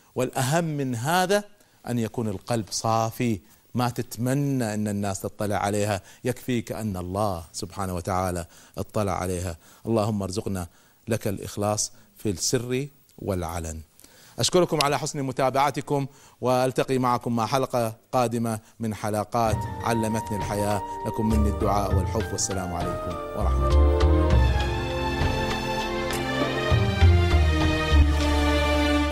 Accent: Kuwait; also born or lived in United States; لما رجعت من أمريكا، بديت أذكر بعض الأفكار في جمعية الإصلاح عندنا في الكويت

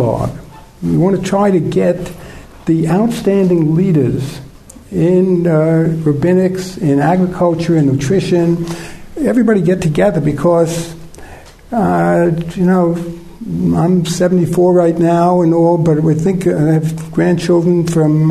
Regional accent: United States; I'm from the States.

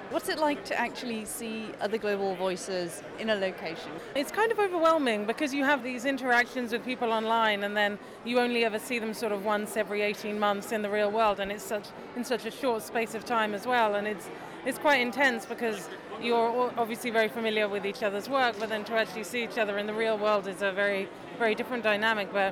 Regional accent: London, United Kingdom; I'm 10 years old and I'm from London.

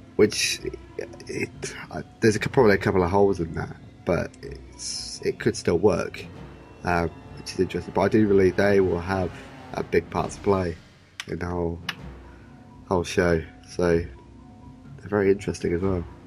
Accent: Oxford, South East England, United Kingdom; I'm from Oxford

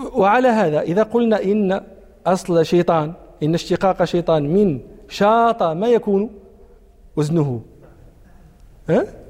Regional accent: Morocco

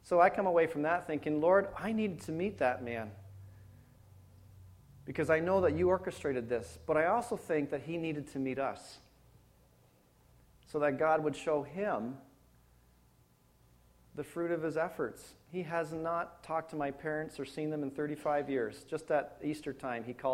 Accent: Penetanguishene, Ontario, Canada; also born or lived in Wainfleet, Ontario / Hamilton, Ontario; now in London, Canada; Well, Toronto, Ontario. You know, nobody knows where Penetang is.

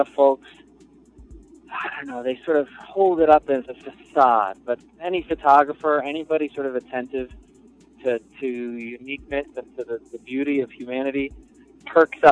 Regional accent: New York City, New York, United States; I'm a New Yorker, born and for the most part bred, with a little suburban spice

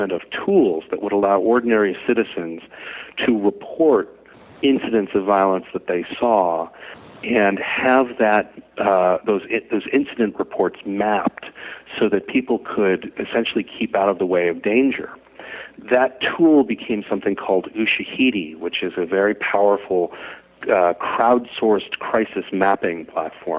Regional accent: New York City, New York, United States; I grew up and live in Brooklyn, New York

